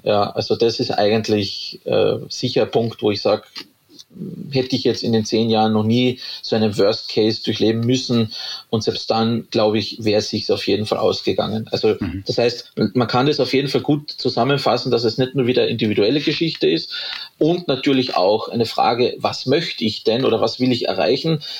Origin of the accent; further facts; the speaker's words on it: Carinthia, Austria; also born or lived in Graz, Styria; now in Upper Austria, Austria; Ich bin ja gebürtiger Kärntner, also aus dem südlichen Österreich.